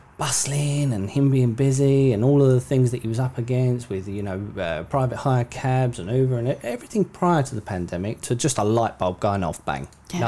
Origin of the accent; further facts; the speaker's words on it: London, United Kingdom; I grew up in London